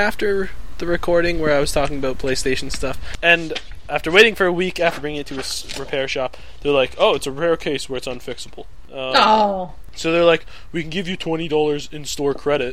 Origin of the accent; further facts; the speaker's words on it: Canada; I'm a Canadian